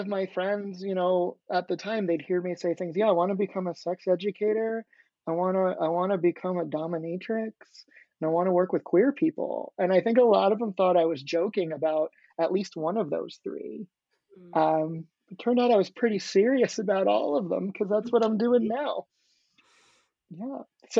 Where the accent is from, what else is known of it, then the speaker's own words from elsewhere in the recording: Long Island, New York, United States; born there; So I was born in Long Island, New York, and then I spent some time as a child before going to graduate school to get my PhD in philosophy.